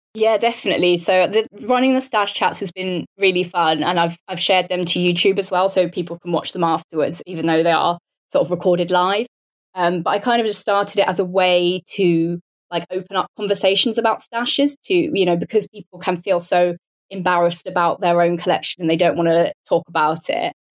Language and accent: English; Portsmouth, South East England, United Kingdom; also born or lived in Bath; as you can probably tell from my accent, I'm British. So I grew up near Portsmouth, which is on the south coast of the UK